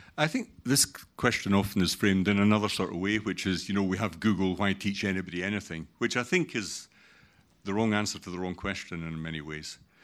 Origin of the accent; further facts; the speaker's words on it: Scotland, United Kingdom; I'm Scottish